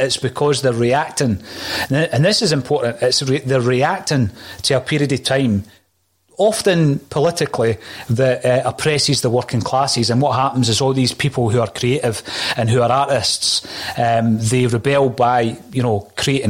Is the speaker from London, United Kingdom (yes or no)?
no; Fife, Scotland, United Kingdom; I'm from Fife